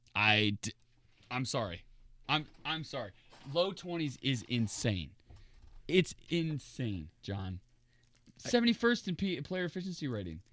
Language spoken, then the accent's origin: English; Indiana, United States; I'm from Indiana